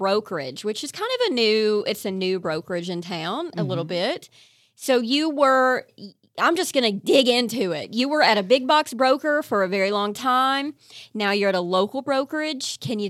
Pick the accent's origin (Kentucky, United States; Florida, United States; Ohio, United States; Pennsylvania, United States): Kentucky, United States; Eastern; I'm from right. Eastern Kentucky. We're poor.